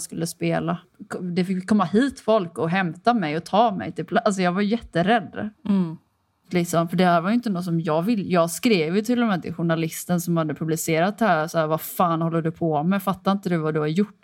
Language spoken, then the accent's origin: Swedish; Kullavik, Västra Götaland, Sweden; jag är från Kullavik